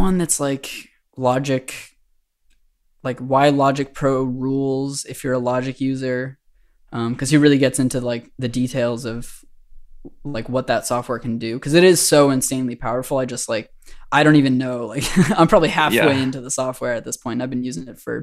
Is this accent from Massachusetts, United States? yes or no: yes; Boston, Massachusetts, United States; moved away as an adult; now in New Orleans, United States; I'm from Boston originally.